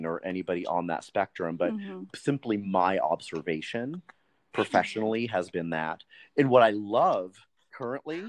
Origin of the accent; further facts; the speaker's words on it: Montana, United States; I was born and raised in Montana